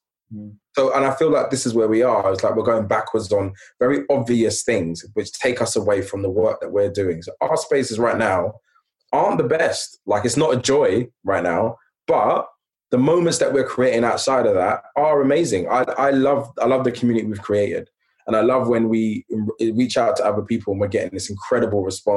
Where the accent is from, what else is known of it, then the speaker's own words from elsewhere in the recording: London, United Kingdom; I grew up in Hackney in the 80s, late 80s